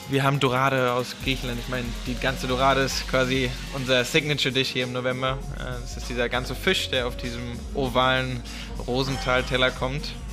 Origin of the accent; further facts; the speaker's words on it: Heidelberg, Baden-Württemberg, Germany; moved away as an adult; now in Berlin, Germany; Ich komme ursprünglich aus Heidelberg, ja, sprich dem Südwesten Deutschlands, die Kurpfalz.